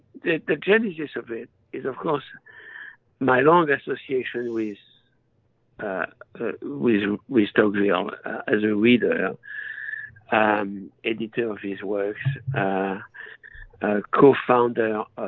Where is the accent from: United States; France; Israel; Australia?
France; accent: French; English is a second language; moved away as an adult; I was born and raised in France, as you can hear. Even though I'm 76 and I've spent my life in this country, I've always kept my French accent.